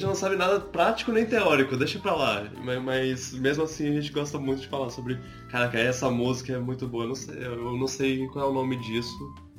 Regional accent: Brazil; accent: Brazilian; se eles ouvirem minha voz e ouvirem meu sotaque, eles vão perceber que eu sou brasileiro

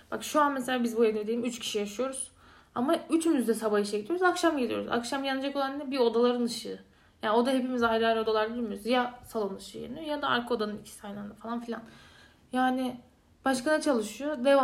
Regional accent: Sivas Province, Turkey

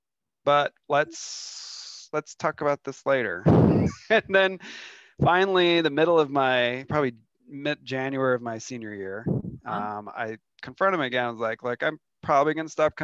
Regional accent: Seattle, Washington, United States; now in Denver, United States; But I grew up in Seattle area. My family's from Seattle, has been in Seattle for a lot of generations

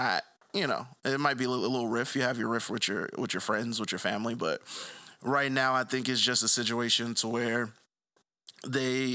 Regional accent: New York, United States; also born or lived in Atlanta; We're both from New York

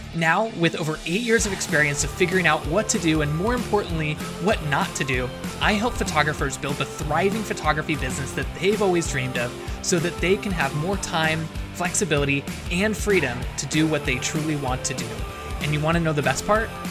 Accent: Seattle, Washington, United States; moved away; I'm from the Seattle area. I went to school up there

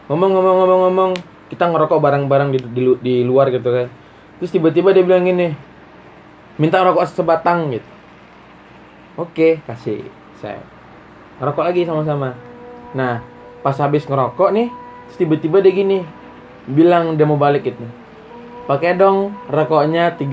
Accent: Batam, Riau Islands, Indonesia; aku kan dari Batam nih ya

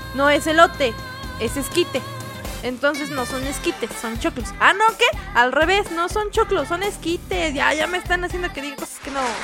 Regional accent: Mexico; yo soy de México

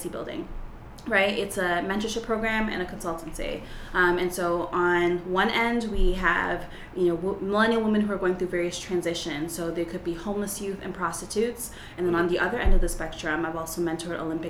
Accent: Toronto, Ontario, Canada; I am from Toronto, Canada, and I come from a middle class, two-parent home, preacher's kid, so I lived in a bubble most of my life

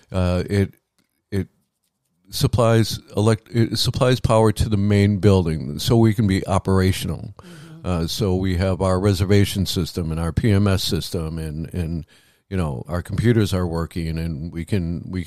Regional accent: Midwest, United States; growing up in the Midwest, I dealt with tornadoes, uh

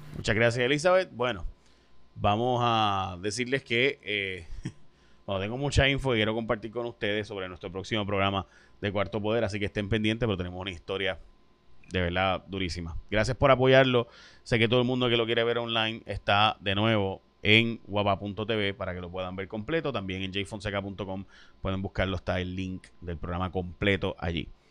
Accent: San Lorenzo, Puerto Rico; yo soy de San Lorenzo, mi familia vive entre San Lorenzo y Caguas, en el monte allí

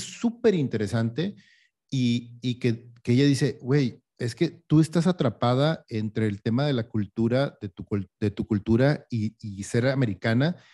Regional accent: Mexico

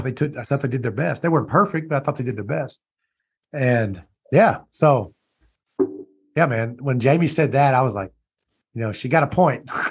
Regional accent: Louisiana, United States; I'm from Louisiana

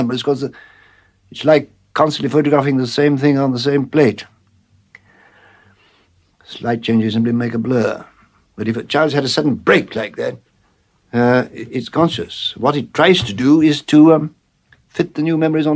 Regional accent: Warwickshire village, West Midlands, United Kingdom; born or raised there; also born or lived in Bloemfontein, South Africa

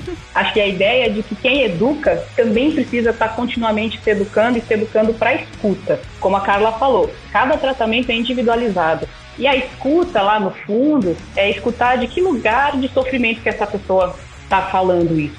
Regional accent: Barueri, São Paulo, Brazil; Eu sou de São Paulo, de Barueri

